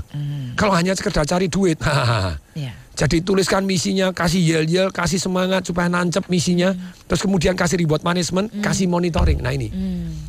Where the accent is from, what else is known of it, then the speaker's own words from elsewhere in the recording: Surakarta, Central Java, Indonesia; Karena saya asalnya Solo dan Solo itu bersih sekali zaman dipegang Pak Hartomo.